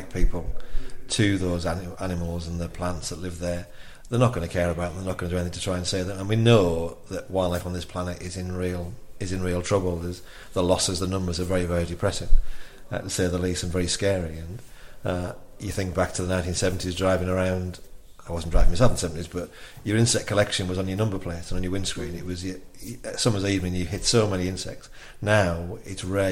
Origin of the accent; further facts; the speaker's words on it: Teesside, North East England, United Kingdom; I was brought up on Teesside